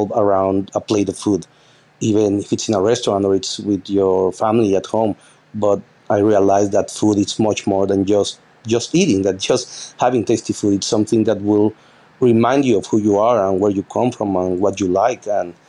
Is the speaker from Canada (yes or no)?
no; Mexico; me, my girlfriend, which she's my sous chef here as well, and the bar manager, we're all from Mexico.